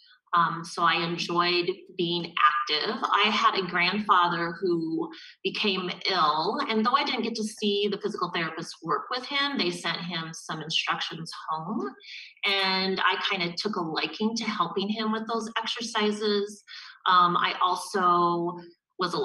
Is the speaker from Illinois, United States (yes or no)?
no; Julesburg, Colorado, United States; moved away as an adult; also born or lived in Kansas / Rochester, Minnesota / Park City, Utah; now in St. Peter, United States; I grew up in Julesburg, Colorado, which is a small little town. I grew up on a farm